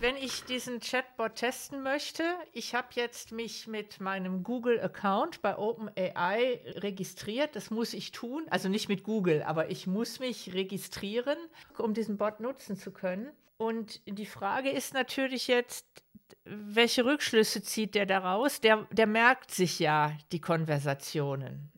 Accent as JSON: {"language": "German", "area": "Ruhr area", "region": "North Rhine-Westphalia", "country": "Germany", "said": "ich komme selber aus dem Ruhrgebiet"}